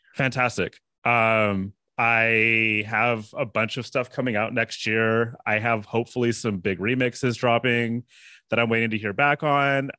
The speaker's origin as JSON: {"language": "English", "town": "San Francisco", "region": "California", "country": "United States", "said": "I have a lot of personal background with Cascade 'cause I'm from San Francisco"}